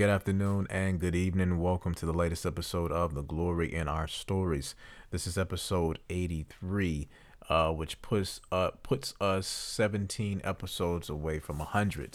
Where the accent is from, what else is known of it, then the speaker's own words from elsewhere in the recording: Deep South, United States; we basically live in the deep south, but we, we've, I've lived here my entire life